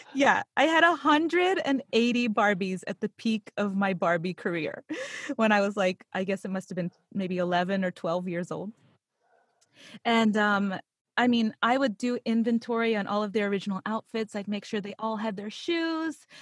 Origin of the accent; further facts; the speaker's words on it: Pittsburgh, Pennsylvania, United States; I actually grew up in Pittsburgh, Pennsylvania.